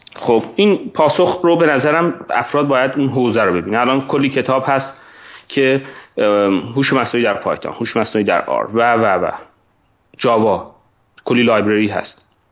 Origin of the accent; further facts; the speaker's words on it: Hadishahr, East Azerbaijan, Iran; moved away as an adult; also born or lived in Tabriz; now in United States; گرگر یه شهری هست نزدیک جلفا هست که الان عملا هادی شهر هم خطاب میشه